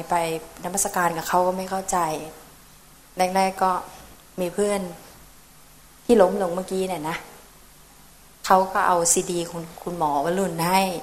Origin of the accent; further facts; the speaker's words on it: Chiang Mai, Thailand; moved away as an adult; now in Malaysia; มาจากเชียงใหม่ แต่ไปแต่งงานอยู่ที่ประเทศมาเลเซียค่ะ